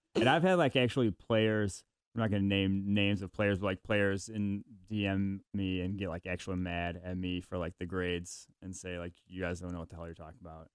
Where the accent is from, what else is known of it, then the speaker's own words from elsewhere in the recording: Milwaukee, Wisconsin, United States; I was born in Milwaukee, so I'm a Packers fan by birth